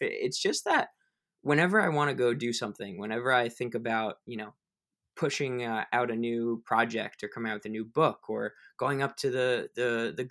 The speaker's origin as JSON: {"language": "English", "country": "United States", "tie": "born or raised there", "said": "I was born in the United States to a beautiful family"}